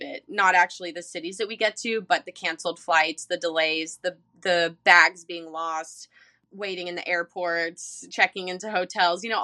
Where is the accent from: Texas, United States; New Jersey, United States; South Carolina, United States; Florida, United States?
South Carolina, United States; Charleston; I'm from Charleston.